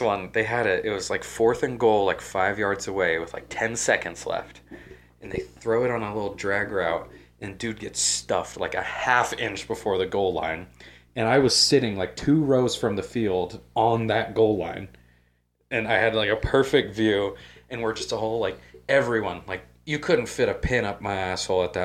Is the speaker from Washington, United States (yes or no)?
yes; Seattle, Washington, United States; if the Sonics came back, they'd be my hometown team